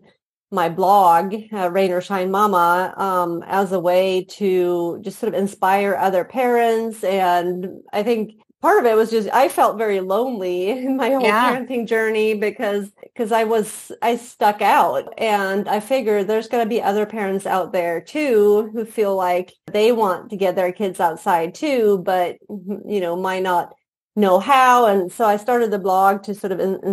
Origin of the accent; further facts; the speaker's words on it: Sweden; moved away as an adult; also born or lived in Indiana, United States; I was born and raised in Sweden